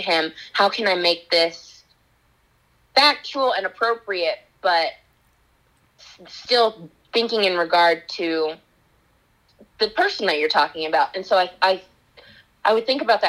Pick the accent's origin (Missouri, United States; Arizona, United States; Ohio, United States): Missouri, United States; Kansas City; I grew up in Kansas City